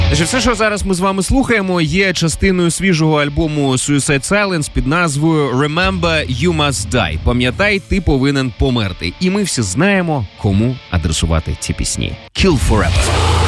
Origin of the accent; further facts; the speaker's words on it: Ukraine; Я з України